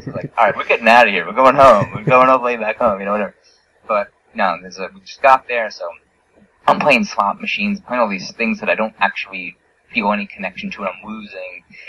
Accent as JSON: {"language": "English", "region": "New York", "country": "United States", "tie": "born or raised there", "said": "I grew up in New York, the closest place you could gamble was Atlantic City, New Jersey"}